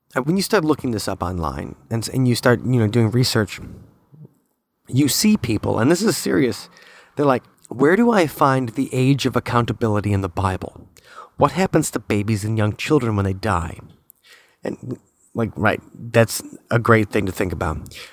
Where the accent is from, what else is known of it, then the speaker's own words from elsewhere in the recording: United States; I am that American that everybody hates